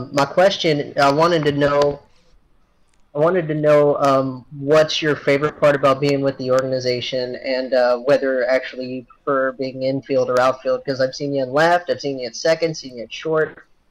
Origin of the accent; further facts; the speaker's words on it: Jamestown, Ohio, United States; I'm actually from Jamestown, Ohio, not too far from Dayton.